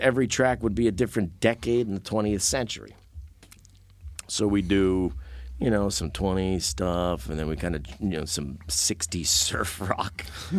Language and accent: English; Boca Raton, Florida, United States; Boca Raton, baby.